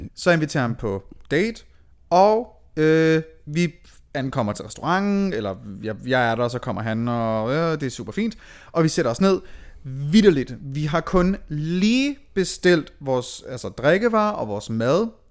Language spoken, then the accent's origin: Danish; Aalborg, North Denmark Region, Denmark; moved away; Jeg boede stadigvæk hjemme i Aalborg.